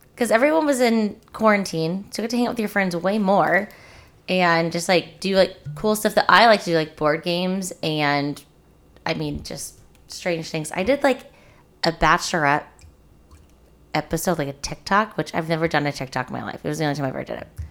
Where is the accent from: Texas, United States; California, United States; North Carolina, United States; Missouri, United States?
Missouri, United States; Springfield; I'm from Springfield